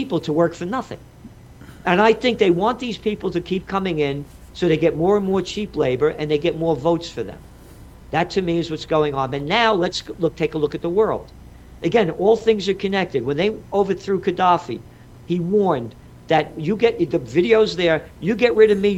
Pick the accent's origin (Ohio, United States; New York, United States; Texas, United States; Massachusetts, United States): New York, United States; New York City; I'm a New Yorker